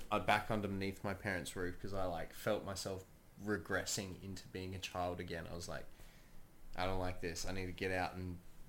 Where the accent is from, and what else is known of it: Australia; moved away as an adult; now in United States